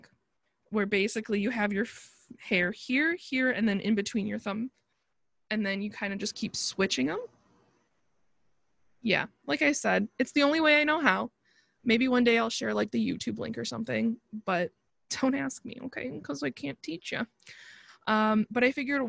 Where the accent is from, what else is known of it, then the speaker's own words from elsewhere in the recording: Buffalo, New York, United States; I'm from Buffalo